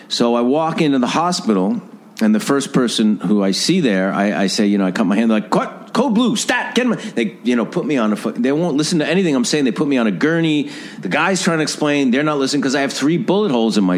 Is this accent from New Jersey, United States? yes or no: no; Mount Vernon, New York, United States; where I grew up in Mount Vernon